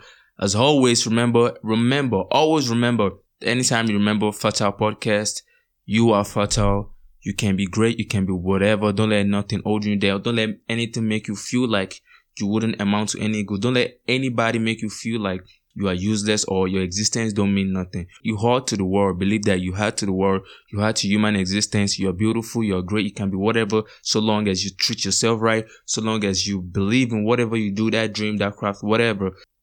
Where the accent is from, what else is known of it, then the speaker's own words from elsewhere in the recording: Nigeria; as Nigerian youth